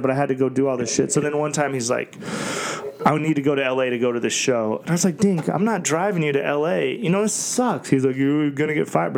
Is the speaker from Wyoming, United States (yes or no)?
yes; Wyoming, United States; moved away; also born or lived in Las Vegas; I was a kid from Wyoming